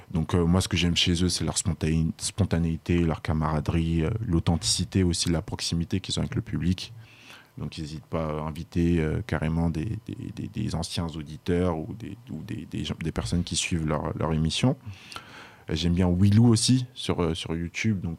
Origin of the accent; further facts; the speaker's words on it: Burkina Faso; moi, je suis originaire du Burkina Faso